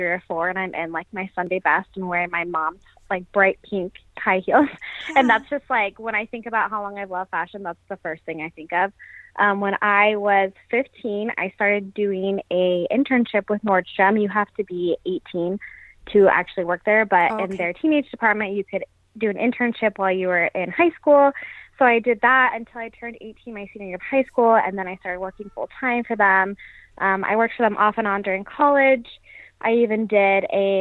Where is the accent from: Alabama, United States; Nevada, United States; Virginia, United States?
Nevada, United States; Las Vegas; moved away as an adult; now in San Francisco, United States; I'm originally from Las Vegas, born and raised